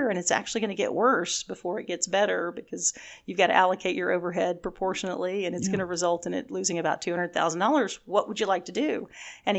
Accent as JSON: {"language": "English", "town": "Houston", "region": "Texas", "country": "United States", "tie": "born or raised there", "also_born_or_lived": "Dallas, Texas", "said": "I grew up in Houston and then have been in Dallas now for 28 years."}